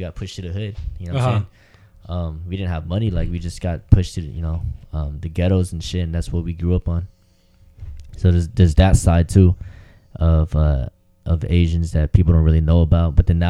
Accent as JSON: {"language": "English", "town": "San Diego", "region": "California", "country": "United States", "said": "Me and Joe, because we're all from Southeast and shit."}